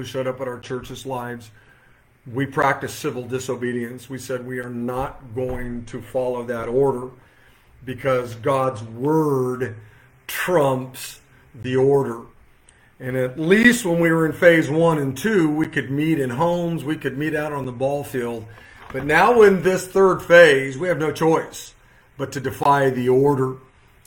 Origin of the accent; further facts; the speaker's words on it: Modesto, California, United States; I'm looking in the Modesto Bee. I'm looking in the, which is my hometown paper